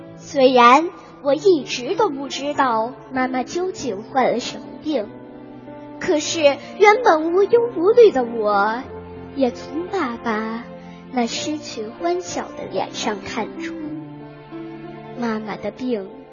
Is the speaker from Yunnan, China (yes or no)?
yes; Qujing, Yunnan, China; 我是来自美丽的云南省，去进士，北关小学四年级六班的学生